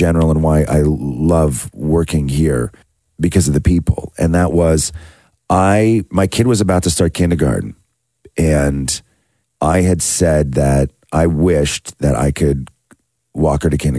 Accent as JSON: {"language": "English", "town": "Acton", "region": "Ontario", "country": "Canada", "tie": "born or raised there", "said": "when we grew up in Acton, we had a lake called Fairy Lake"}